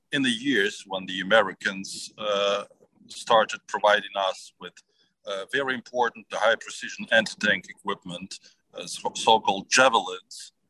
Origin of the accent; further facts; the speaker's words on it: Ukraine; after we uh, pushed Russians back uh, from my hometown and from our capital, Kiev